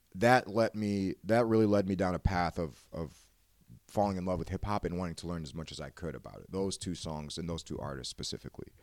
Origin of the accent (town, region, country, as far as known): Lombard, Illinois, United States; born or raised there